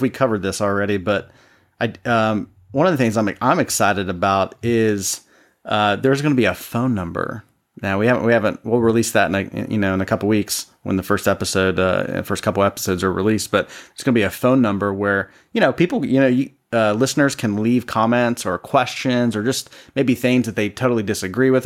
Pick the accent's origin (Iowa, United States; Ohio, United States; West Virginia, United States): Ohio, United States; Columbus; I'm originally from Columbus, Ohio, which means I'm a Buckeye fan.